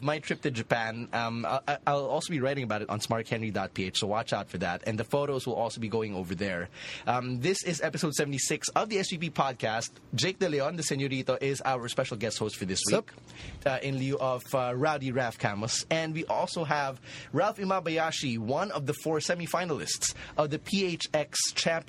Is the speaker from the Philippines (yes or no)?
yes; Philippines; I'm from the Philippines, I just came all the way here to watch you guys